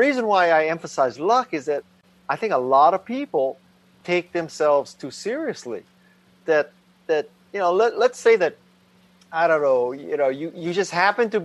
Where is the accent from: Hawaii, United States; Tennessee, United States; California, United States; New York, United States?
Hawaii, United States; Honolulu; moved away as an adult; I was raised in Honolulu, Hawaii